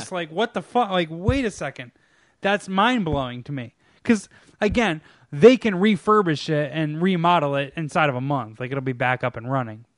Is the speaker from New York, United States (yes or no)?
yes; New York, United States; I'm from New York